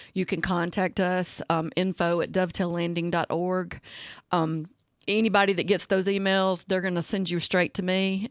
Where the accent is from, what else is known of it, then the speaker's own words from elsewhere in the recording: Talladega, Alabama, United States; I'm originally from Talladega, so I like guns